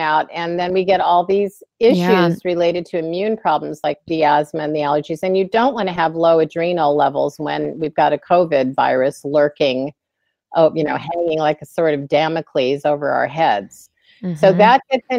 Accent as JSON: {"language": "English", "region": "Illinois", "country": "United States", "tie": "born or raised there", "also_born_or_lived": "Pennsylvania", "said": "when I was a kid growing up in Illinois"}